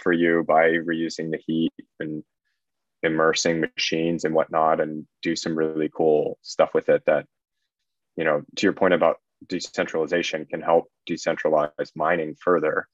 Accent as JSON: {"language": "English", "country": "United States", "moved": "as an adult", "said": "I'm originally American."}